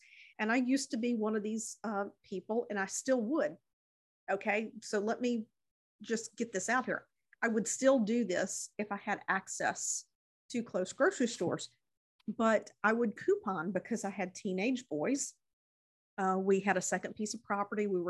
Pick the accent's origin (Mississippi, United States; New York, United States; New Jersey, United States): Mississippi, United States; in my hometown